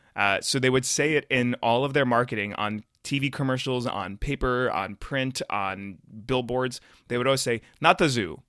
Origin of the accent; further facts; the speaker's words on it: North Carolina, United States; I'm from North Carolina as well